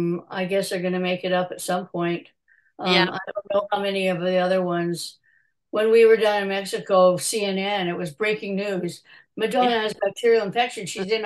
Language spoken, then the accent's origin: English; Canada; now it's and CA is good because I am Canadian.